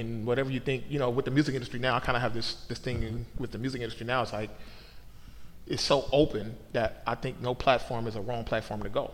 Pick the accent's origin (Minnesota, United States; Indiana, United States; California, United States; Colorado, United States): California, United States; Oakland; moved away as an adult; now in Portland, United States; I moved from Oakland, California to Portland mm-hmm. in the summer of 2004